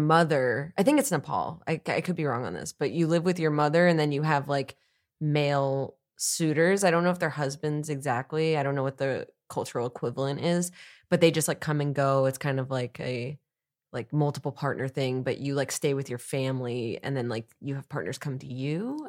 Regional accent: East Coast, United States; I'm from the East Coast like Jess

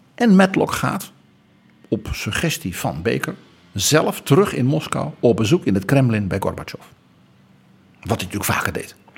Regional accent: Netherlands; Wij West-Europeanen, wij Hollanders

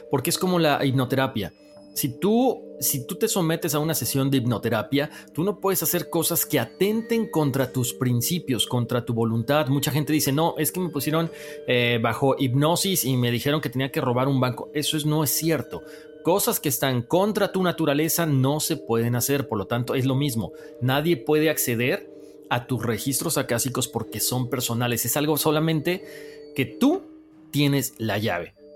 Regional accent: Venezuela; born there; Nací en Venezuela y tuve una crianza normal

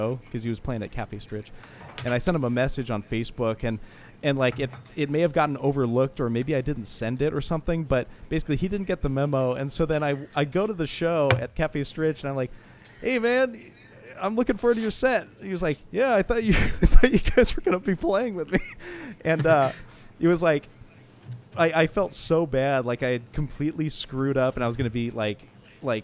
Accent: San Jose, California, United States; when he came to San Jose, actually, in my hometown

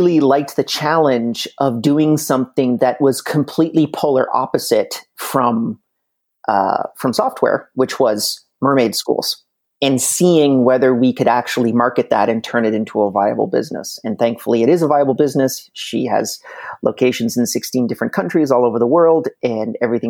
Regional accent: Canada; also born or lived in Montreal, Canada; from planet Earth, more specifically in Montreal, Canada

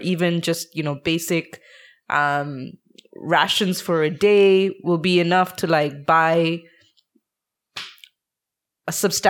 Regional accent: India; moved away; I come from India

